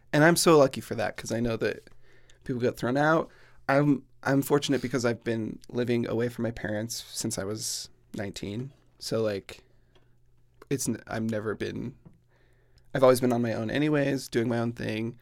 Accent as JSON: {"language": "English", "town": "Plain City", "region": "Utah", "country": "United States", "tie": "born or raised there", "said": "I grew up in Plain City, Utah, which is exactly what it sounds like"}